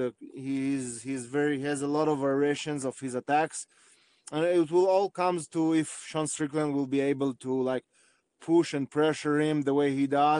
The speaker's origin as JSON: {"language": "English", "town": "Arad", "region": "Southern District", "country": "Israel", "tie": "born or raised there", "said": "I was born in Israel. I was raised in Israel"}